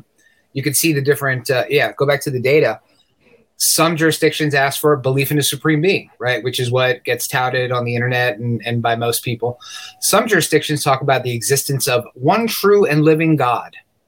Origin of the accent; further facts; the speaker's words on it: United States; I'm American, contrary to what people say on the internet.